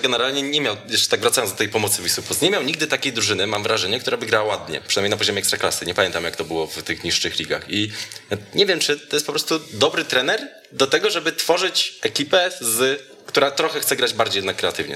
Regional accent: Jędrzejów, Świętokrzyskie Voivodeship, Poland; Z Jędrzejewa jestem, z Jędrzejewa i to z samego

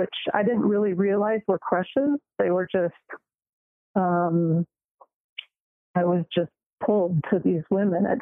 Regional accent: Los Angeles, California, United States; moved away as an adult; also born or lived in Bay Area, California; now in Utah, United States; I'm a California girl. I was born in Venice and raised there

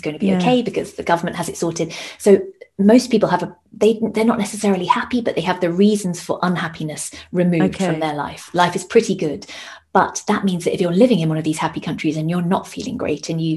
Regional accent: United Kingdom; moved away as an adult; now in Denmark; we're both British

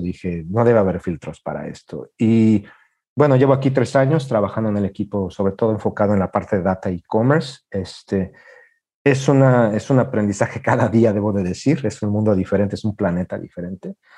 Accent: Mexico City, Mexico; moved away as an adult; also born or lived in China; now in Japan; soy mexicano de la Ciudad de México

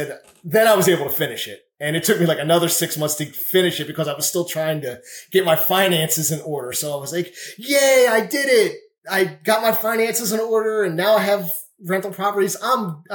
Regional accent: Greenville, United States; I'm from Greenville.

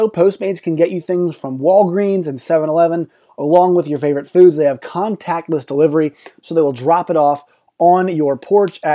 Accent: Richmond, Virginia, United States; I grew up in Richmond

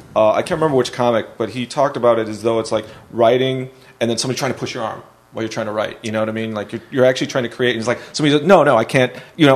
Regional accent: Chicago, Illinois, United States; I'm from Chicago.

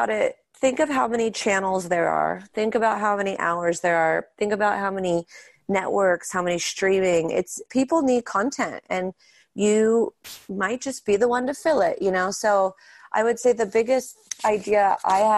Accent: Pittsburgh, Pennsylvania, United States; We grew up in Pittsburgh and that's where we do our show and that's where our family is.

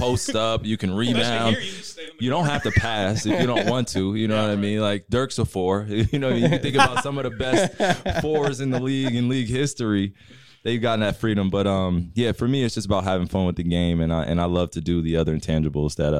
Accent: New Jersey, United States; moved away as an adult; now in Dallas, United States; having a great environment and community in which I grew up in Jersey

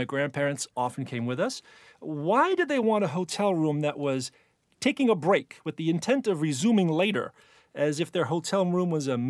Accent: Hoboken, New Jersey, United States; born or raised there; accent: Jersey; now in New York City, United States

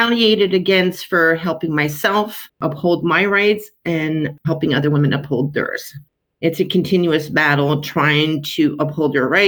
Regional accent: South Shore of Montreal, Quebec, Canada; I grew up on the South Shore of Montreal in a middle-class, predominantly white city

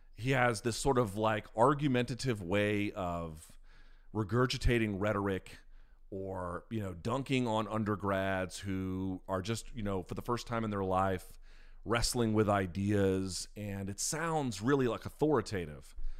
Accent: Washington, District of Columbia, United States; born or raised there

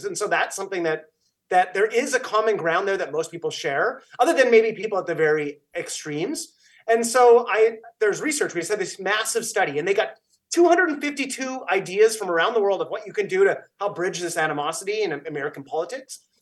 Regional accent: Canada; I'm Canadian

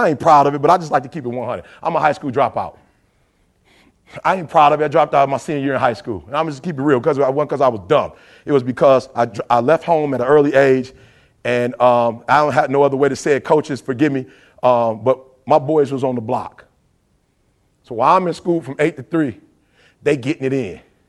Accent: Detroit, Michigan, United States; I'm from Detroit, 8 Mile.

